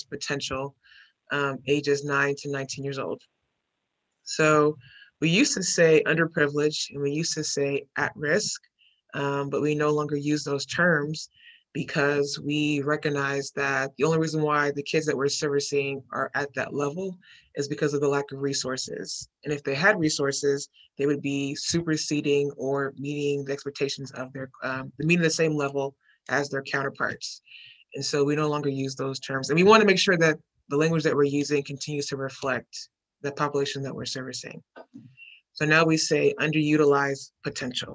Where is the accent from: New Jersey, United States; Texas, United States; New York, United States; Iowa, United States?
Texas, United States; Houston; I grew up in, I'm from Houston, Texas, native Houstonian, grew up in A-Leaf